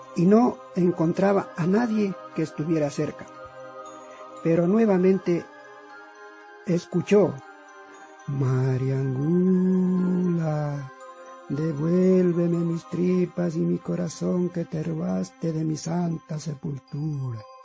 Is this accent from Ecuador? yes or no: yes; Quito, Pichincha, Ecuador; also born or lived in Tungurahua; Nací en Quito, Ecuador, en el año de 1962